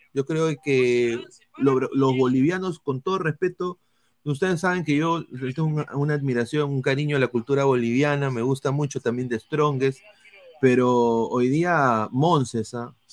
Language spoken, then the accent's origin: Spanish; Peru; como peruano, yo quiero que ande la U.